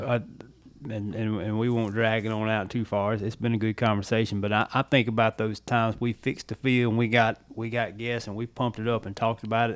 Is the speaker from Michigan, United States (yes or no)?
no; Louisiana, United States; moved away; I did a lot of my growing up in Louisiana